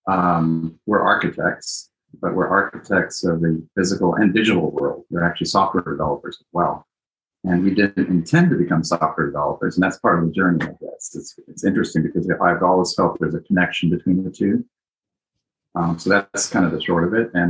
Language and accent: English; Japan; also born or lived in Greece / Italy; I grew up in, I was born in Greece. I grew up in Japan and Italy, so all over the place.